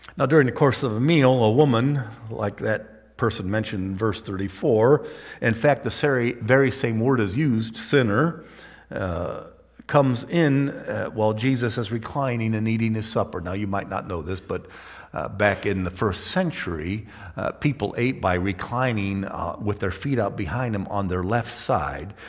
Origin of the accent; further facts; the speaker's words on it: Toledo, Ohio, United States; I grew up in Toledo, which is on the edge of Lake Erie, Great Lake